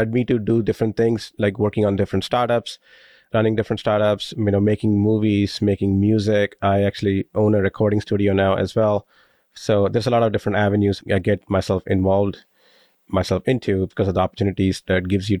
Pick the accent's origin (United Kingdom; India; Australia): India; moved away as an adult; now in United States; I moved from India when I was 21, so I consider myself living the American dream as an immigrant.